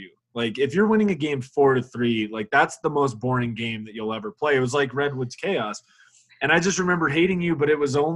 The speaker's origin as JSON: {"language": "English", "town": "Denver", "region": "Colorado", "country": "United States", "tie": "born or raised there", "said": "Denver is my hometown, too."}